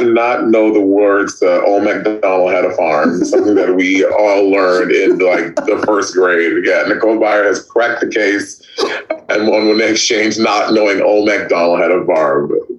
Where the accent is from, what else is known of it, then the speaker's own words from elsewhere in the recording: Northern Ireland, United Kingdom; And I cannot believe that my own countrymen, because I am Northern Irish, did this to me.